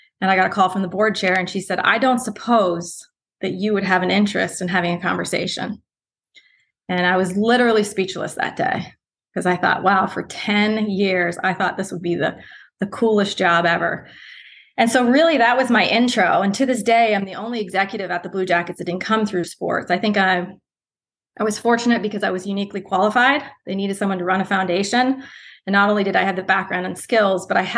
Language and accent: English; Canada; moved away as an adult; also born or lived in Ohio; now in Columbus, United States; as a Canadian, a typical Canadian who loves our hockey